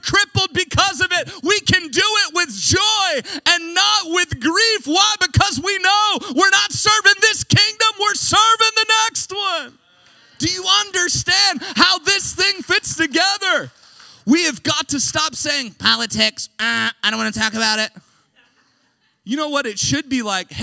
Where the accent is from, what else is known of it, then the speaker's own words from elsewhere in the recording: United States; I'm an American